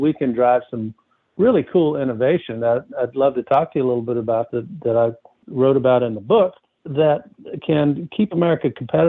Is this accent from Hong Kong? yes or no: no; North Carolina, United States; now in California, United States; places like my home state of North Carolina. It's record fires that have occurred in the West, where I live now in California.